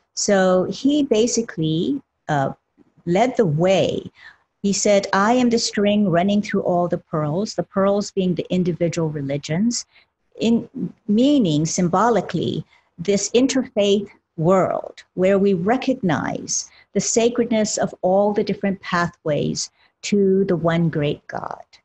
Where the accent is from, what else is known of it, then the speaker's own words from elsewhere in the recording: Honolulu, Hawaii, United States; originally born and raised in Honolulu, Hawaii, of parents who were of the Buddhist and Shintoist persuasion